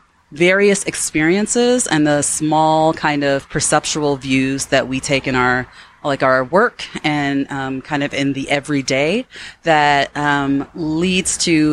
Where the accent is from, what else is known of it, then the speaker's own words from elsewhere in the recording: Chicago, Illinois, United States; Myself, I'm from Chicago, and my family roots are from the South, Mississippi and Tennessee.